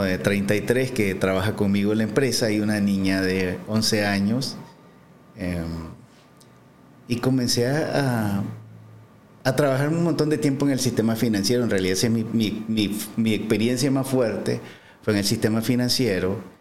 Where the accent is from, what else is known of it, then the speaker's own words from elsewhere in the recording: San Marcos, Carazo, Nicaragua; moved away as an adult; soy de Carazo, eh, nací en San Marcos, ahí viví un montón de tiempo, me trasladé hace, hace poco para acá